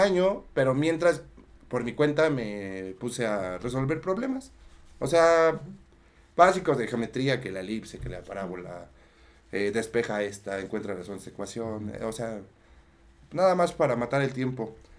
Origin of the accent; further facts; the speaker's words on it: Mexico City, Mexico; yo soy de Tlalpan